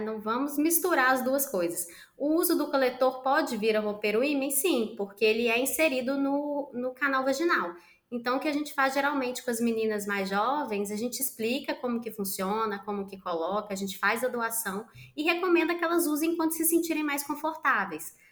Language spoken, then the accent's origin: Portuguese; Minas Gerais, Brazil; Sou mineira, tenho 39 anos